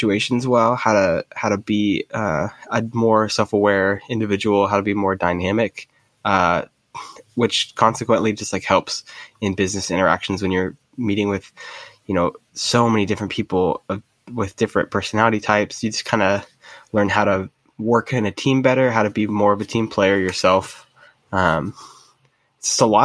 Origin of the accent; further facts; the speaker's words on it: Medford, Oregon, United States; I grew up in Medford, Oregon.